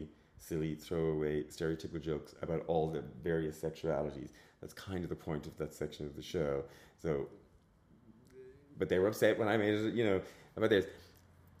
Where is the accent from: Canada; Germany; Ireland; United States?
Ireland; I grew up in a time where being queer almost and being Irish were almost mutually exclusive